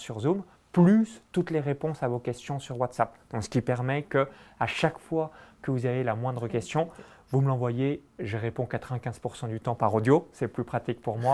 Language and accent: French; Saône-et-Loire, Bourgogne-Franche-Comté, France; moved away; J'ai grandi euh, dans un petit village de moins de 100 habitants à 20 km de Chalon-sur-Saône